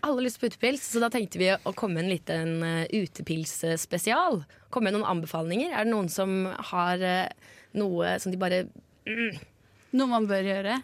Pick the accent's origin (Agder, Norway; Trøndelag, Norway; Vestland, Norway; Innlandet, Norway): Trøndelag, Norway; Trondheim; jeg vokste opp i Byhaven.